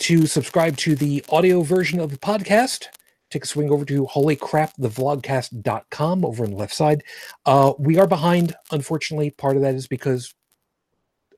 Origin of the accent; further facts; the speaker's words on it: United States; I am American